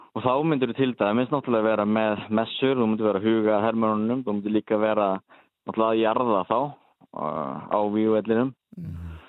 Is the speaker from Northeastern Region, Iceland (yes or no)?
yes; Akureyri, Northeastern Region, Iceland; moved away as an adult; now in Norway; ég er nú frá Akureyri